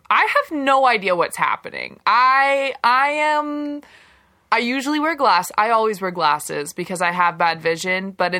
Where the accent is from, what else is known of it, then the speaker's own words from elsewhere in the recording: Southern California, United States; now in Vancouver, Canada; I use she, her, hers pronouns, originally from Southern California, but been living in and around Vancouver for the past 10 years.